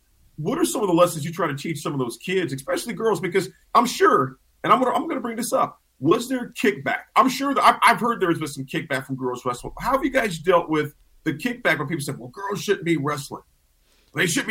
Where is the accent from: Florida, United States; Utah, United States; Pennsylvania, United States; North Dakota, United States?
Pennsylvania, United States; Pittsburgh; moved away; I was born and raised in Pittsburgh